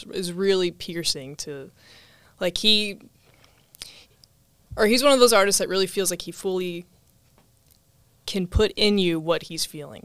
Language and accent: English; Houston, Texas, United States; now in Sherman Oaks, United States; Houston. I'm from Houston. Living in Sherman Oaks